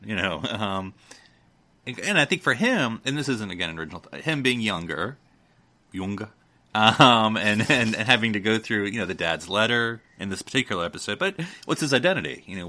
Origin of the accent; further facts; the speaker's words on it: United States; I was watching this episode as an American